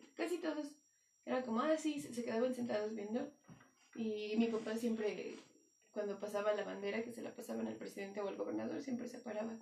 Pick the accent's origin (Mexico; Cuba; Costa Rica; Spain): Mexico; eso me hace como mexicano